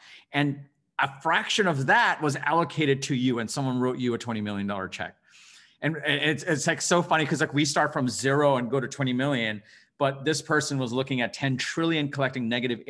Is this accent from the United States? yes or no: no; Bangladesh; born there; I was born in Bangladesh and I come from an immigrant family.